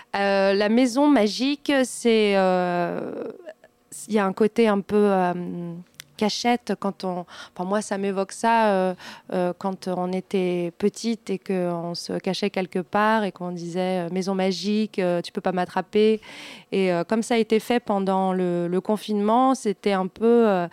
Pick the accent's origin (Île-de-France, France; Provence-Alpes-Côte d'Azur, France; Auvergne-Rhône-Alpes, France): Île-de-France, France; Val-d'Oise; Je ne suis pas vendéenne. Je suis euh, du, je suis née dans le Val d'Oise.